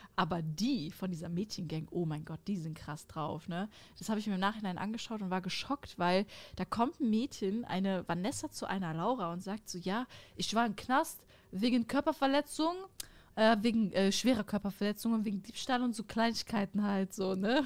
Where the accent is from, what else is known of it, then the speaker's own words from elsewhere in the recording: Sauerland, North Rhine-Westphalia, Germany; moved away as an adult; now in Cologne, Germany; Ich wohne jetzt in Köln, aber das Sauerland, das ist einfach meine Heimat.